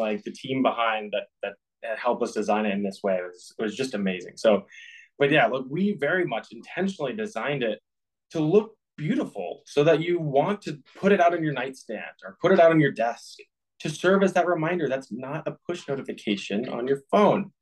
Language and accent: English; Boston, Massachusetts, United States; I grew up in the Boston area playing hockey.